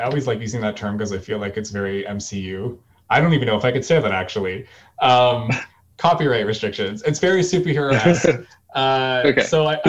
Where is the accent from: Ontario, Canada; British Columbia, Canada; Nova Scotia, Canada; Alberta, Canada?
Ontario, Canada; Toronto; right now I'm in Toronto. I was born and raised here. So I'm from the Great Lakes area.